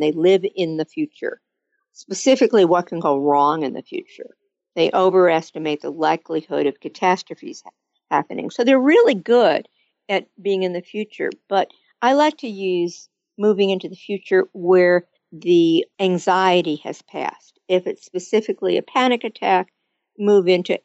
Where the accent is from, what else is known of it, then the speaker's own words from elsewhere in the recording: Michigan, United States; I grew up in Michigan